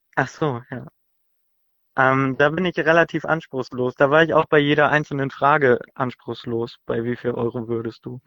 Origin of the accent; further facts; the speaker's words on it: Hamburg, Germany; Ich komme aus Hamburg